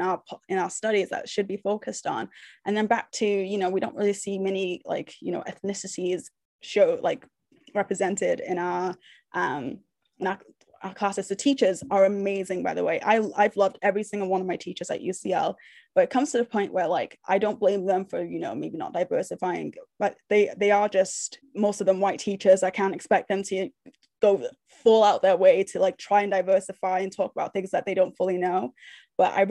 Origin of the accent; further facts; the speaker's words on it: Nova Scotia, Canada; moved away; also born or lived in Manchester; I'm from Nova Scotia. I lived in Manchester for a long time, but I lived in Nova Scotia longer